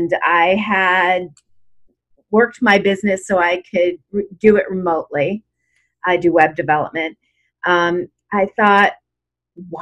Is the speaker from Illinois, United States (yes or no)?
yes; Chicago, Illinois, United States; moved away as an adult; also born or lived in Los Angeles, United States; now in Yosemite area, California, United States; I grew up in Chicago. I moved to LA and lived in LA for 22 years.